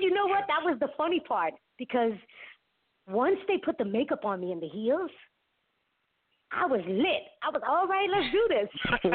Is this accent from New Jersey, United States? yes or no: no; Bronx, New York, United States; I'm from the Bronx.